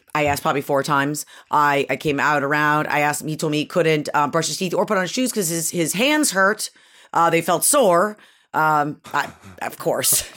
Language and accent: English; Syracuse, New York, United States; moved away; also born or lived in Connecticut; I grew up in Syracuse, like, in upstate New York